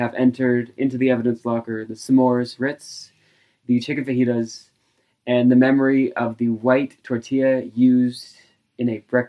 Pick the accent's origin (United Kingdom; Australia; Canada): Australia; I'm Australian.